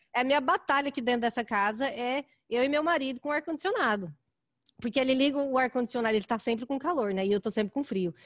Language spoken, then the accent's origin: Portuguese; Goiânia, Goiás, Brazil; now in Chicago, United States; eu sou de Goiânia também.